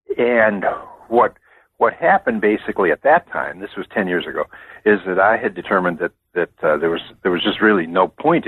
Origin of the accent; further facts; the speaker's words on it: Wisconsin, United States; now in Virginia, United States; I grew up in Wisconsin a long time ago.